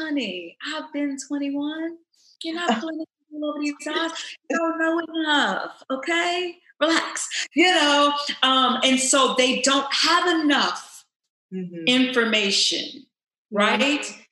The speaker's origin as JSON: {"language": "English", "town": "Louisville", "region": "Kentucky", "country": "United States", "tie": "born or raised there", "moved": "yes", "lives_now": "Los Angeles, United States", "said": "growing up, I'm from Louisville, Kentucky"}